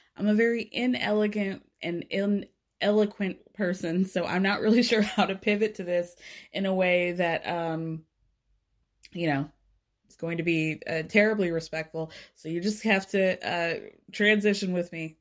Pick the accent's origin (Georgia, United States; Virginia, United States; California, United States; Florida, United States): Georgia, United States; Atlanta; I grew up in North Atlanta